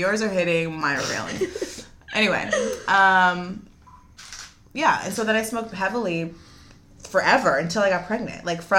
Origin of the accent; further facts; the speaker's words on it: the San Fernando Valley, California, United States; accent: Valley girl; growing up in the Valley at that time, like, I went to Notre Dame.